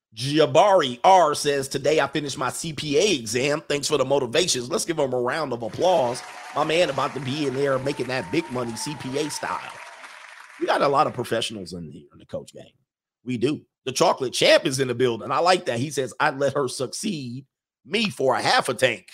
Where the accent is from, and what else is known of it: United States